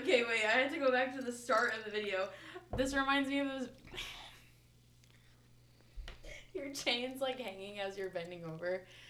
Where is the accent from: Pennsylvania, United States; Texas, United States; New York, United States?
Texas, United States; Dallas; also born or lived in Durban, South Africa; now in Austin, United States; Well, yes, I'm from Durban originally. Moved here when I was like 2. Moved to Dallas when I was 2. And then I moved to Austin like 2 years ago.